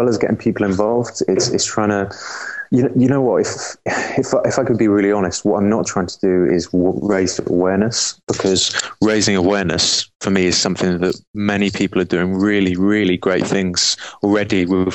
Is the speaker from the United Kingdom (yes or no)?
yes; England, United Kingdom; I'm from England